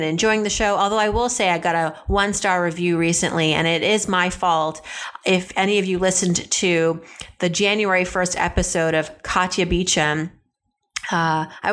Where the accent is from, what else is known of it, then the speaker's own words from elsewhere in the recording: Philadelphia, Pennsylvania, United States; I'm from the Philly area